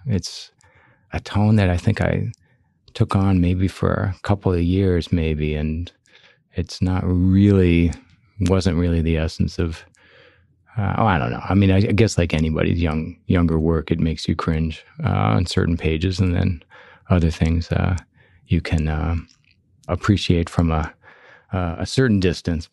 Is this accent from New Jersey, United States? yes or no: no; Chicago, Illinois, United States; when I was growing up in Chicago